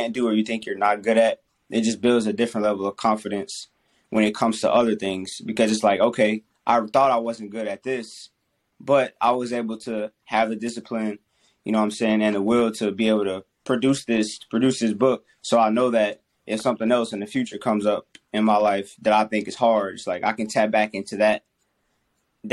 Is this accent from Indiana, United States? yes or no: no; Covington, Louisiana, United States; I'm from Covington, Louisiana